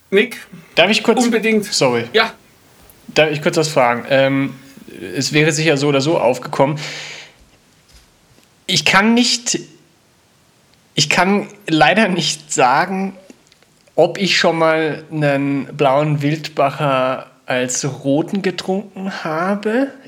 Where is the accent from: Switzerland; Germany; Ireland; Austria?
Austria; Burgenland; ich gesagt, ich hätte Schächer gemacht, aber ich bin eigentlich aus dem Burgenland.